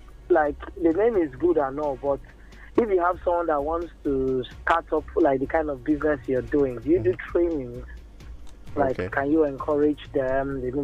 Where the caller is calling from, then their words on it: Uyo, Akwa Ibom, Nigeria; I'm calling from Uyo.